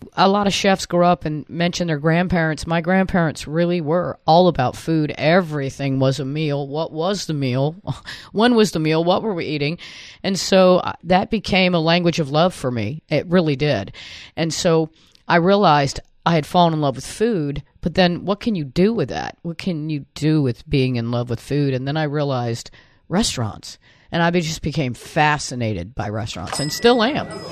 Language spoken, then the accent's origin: English; Anna Maria, Florida, United States; also born or lived in Ybor City, Tampa, Florida / Limassol, Cyprus; when I was uh, in elementary school, we moved to Anna Maria Island